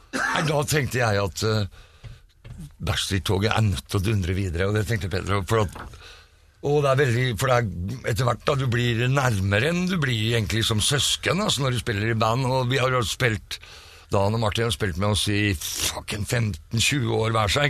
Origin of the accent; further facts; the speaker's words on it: Fredrikstad, Østfold, Norway; moved away as an adult; now in Oslo, Norway; Jeg er fra Fredrikstad, bodde der i 20 år før jeg flytta